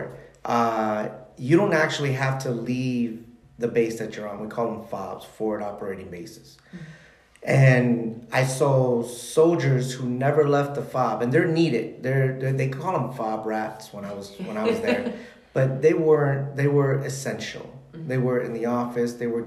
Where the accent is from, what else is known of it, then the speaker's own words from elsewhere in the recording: Chicago, Illinois, United States; I was born and raised in Chicago